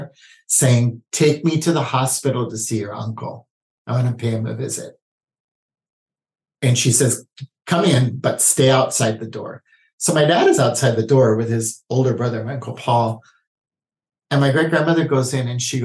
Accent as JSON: {"language": "English", "town": "Honolulu", "region": "Hawaii", "country": "United States", "tie": "born or raised there", "said": "I was born and raised in Honolulu, Hawaii."}